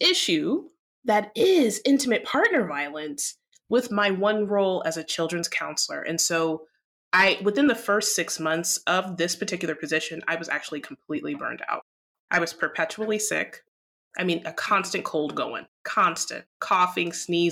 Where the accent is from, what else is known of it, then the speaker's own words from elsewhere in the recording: Midwest, United States; now in Atlanta, United States; I was raised in the Midwest, but I live in Atlanta, Georgia, and I was born here. So it's a combination of cultures of Midwestern and Southernness.